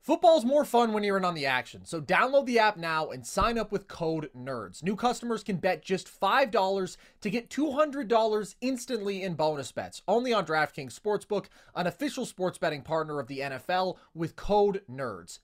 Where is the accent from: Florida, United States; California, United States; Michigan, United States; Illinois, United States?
California, United States; the Bay Area; growing up in the Bay